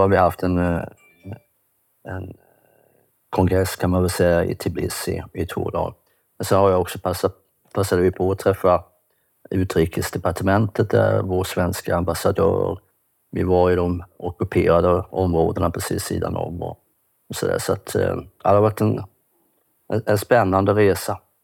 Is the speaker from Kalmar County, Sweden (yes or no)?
yes; Kalmar, Kalmar County, Sweden; Jag kommer från Kalmar. Jag bor i ett litet hus där tillsammans med min hustru.